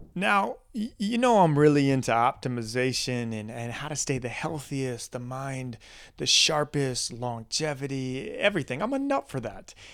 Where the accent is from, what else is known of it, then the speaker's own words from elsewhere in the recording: Midwest, United States; growing up in the Midwest